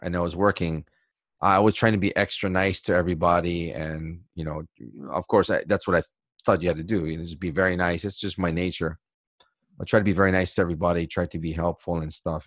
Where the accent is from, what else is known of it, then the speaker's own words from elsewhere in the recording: Hawaii, United States; moved away as an adult; now in Japan; for us people in Hawaii, uh, I guess we, we do have an Asian background